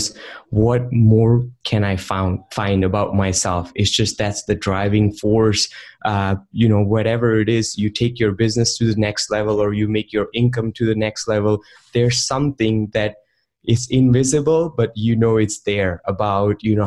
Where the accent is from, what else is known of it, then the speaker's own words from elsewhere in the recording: India; moved away; I grew up in India, and back in the day when I was 14, I was installing software